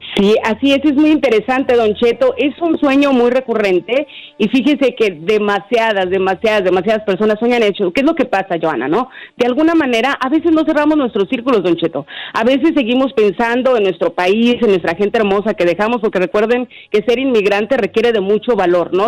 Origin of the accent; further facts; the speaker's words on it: Honduras; now in Nashville, United States; yo estoy en mi país, que me voy para mi país, yo soy de Honduras